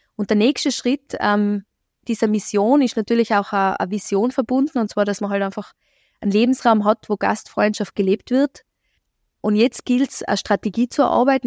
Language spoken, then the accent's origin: German; Innsbruck, Tyrol, Austria; ich selber habe in Innsbruck studiert, ich bin hier in Innsbruck zur Schule gegangen, komme ursprünglich woanders her